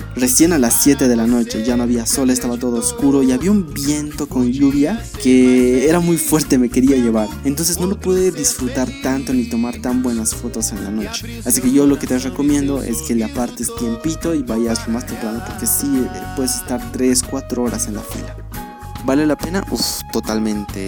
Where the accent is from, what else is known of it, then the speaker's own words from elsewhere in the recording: La Paz, Bolivia; soy aquí de La Paz y hace frío